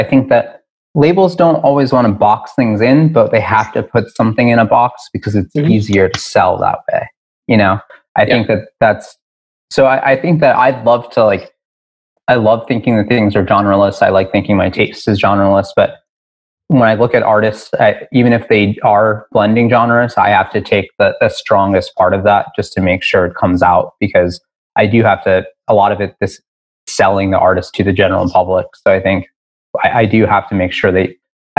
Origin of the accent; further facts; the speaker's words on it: Newburgh, New York, United States; now in Ridgewood, Queens, United States; I grew up in Newburgh, New York. So an hour north of the city